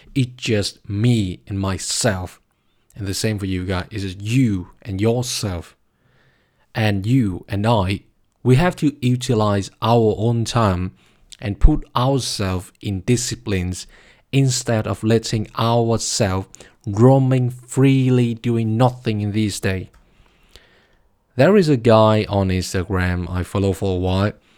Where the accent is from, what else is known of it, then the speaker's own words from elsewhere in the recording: Vietnam; now in Berlin, Germany; my home country, Vietnam